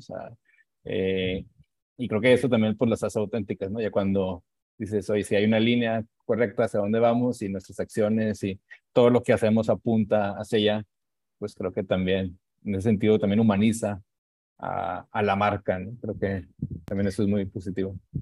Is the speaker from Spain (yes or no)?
no; Monterrey, Nuevo León, Mexico; cómo somos los regios